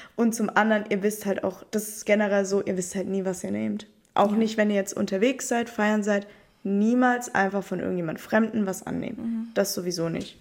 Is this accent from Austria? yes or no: no; Italy; now in Stuttgart, Germany; ich bin ja Italienerin